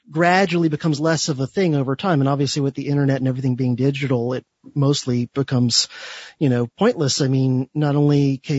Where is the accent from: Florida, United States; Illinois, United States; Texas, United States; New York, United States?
Florida, United States; Miami-Fort Lauderdale area; I grew up in the Miami-Fort Lauderdale metropolitan area